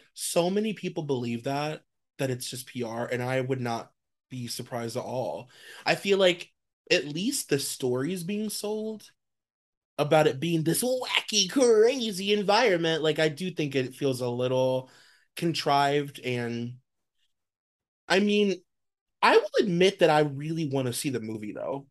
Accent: United States; as an American

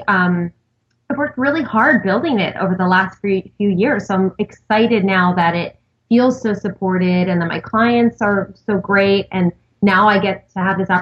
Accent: Long Island, New York, United States; I grew up on Long Island

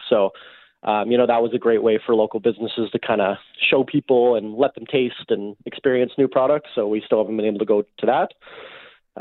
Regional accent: Winnipeg, Manitoba, Canada; I grew up in Winnipeg.

